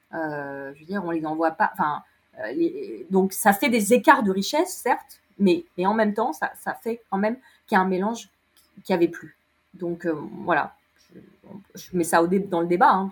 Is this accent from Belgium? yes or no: no; Lyon, Auvergne-Rhône-Alpes, France; je suis lyonnaise